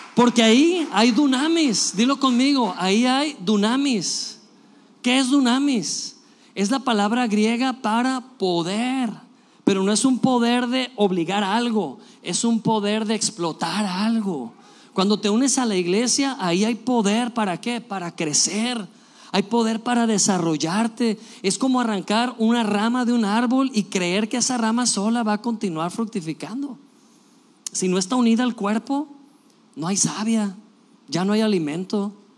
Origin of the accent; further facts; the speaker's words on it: Mexico; somos mexicanos